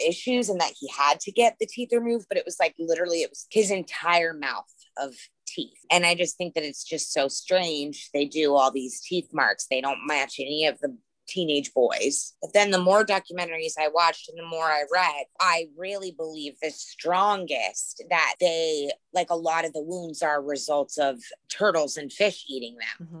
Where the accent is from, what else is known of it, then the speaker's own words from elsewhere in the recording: Lake Mack, Florida, United States; growing up in Lake Mack, Florida